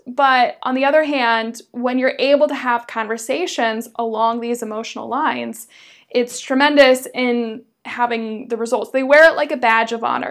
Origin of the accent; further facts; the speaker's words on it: United States; moved away as an adult; also born or lived in Berlin, Germany; as an American